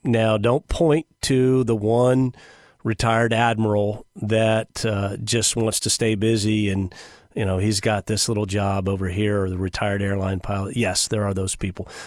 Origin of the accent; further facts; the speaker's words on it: United States; Americans by nature, we are obedient people.